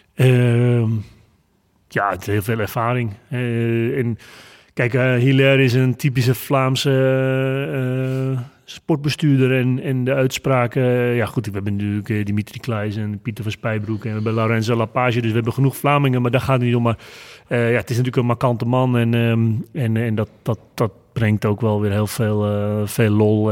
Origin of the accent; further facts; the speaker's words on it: North Holland, Netherlands; ik kom uit het Noord-Hollandse.